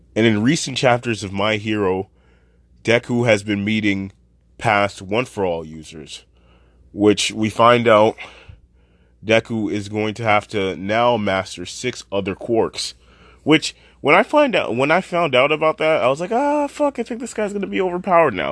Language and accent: English; Canada; I am Canadian, and I am not the best with Japanese pronunciation